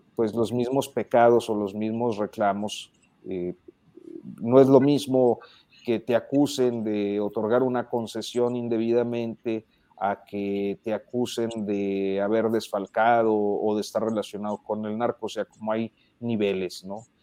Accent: Coahuila, Mexico; mi terruño, que es el estado de Coahuila

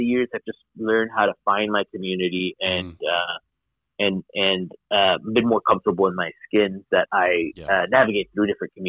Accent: Miami, Florida, United States; I was growing up in Miami, and certainly being child of immigrants in Miami is not uncommon. This is an immigrant majority mm-hmm. city.

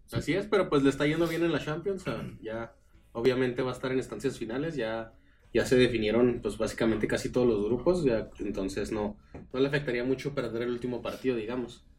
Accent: Jalisco, Mexico; somos los tres de Jalisco

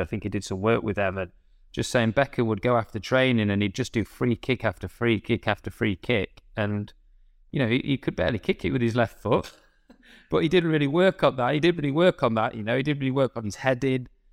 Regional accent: United Kingdom; I was still being British

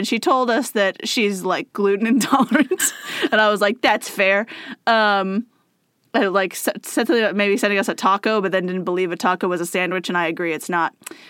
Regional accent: Texas, United States; as a Texan resident born and raised, it's okay to make fun of us.

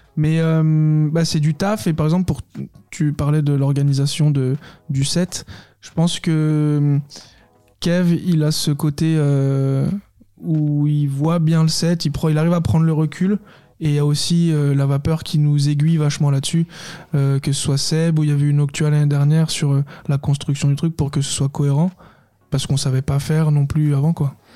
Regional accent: Saône-et-Loire, Bourgogne-Franche-Comté, France; On est on est originaire de Saône-et-Loire à la base

